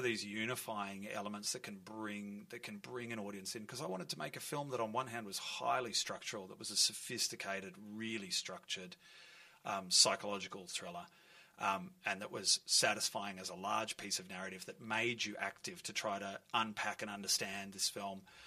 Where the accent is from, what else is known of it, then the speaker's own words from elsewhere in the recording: Melbourne, Victoria, Australia; I grew up in Fitzroy North. My whole family lives in this area